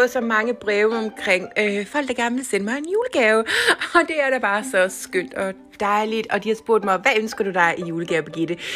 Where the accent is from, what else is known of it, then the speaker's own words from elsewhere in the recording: Jutland, Denmark; Men jeg kalder det jo jetset fordi jeg er fra Jydelandet.